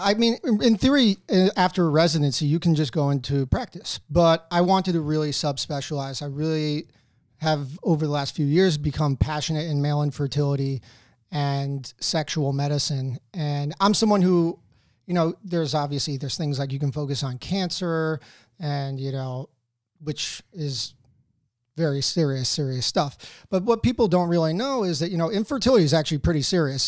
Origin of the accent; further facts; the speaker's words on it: Wayne, New Jersey, United States; moved away as an adult; So, I grew up fro, um, in Wayne, New Jersey. Um, I was there until high school. Well, I graduated from high school there